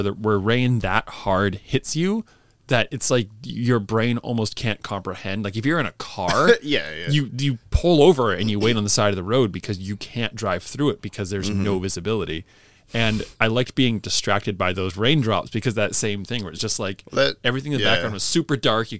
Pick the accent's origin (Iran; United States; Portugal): United States; Northeast; growing up in the Northeast, you know, you'll get 100% humidity and you'll get a lot of really crazy rain showers.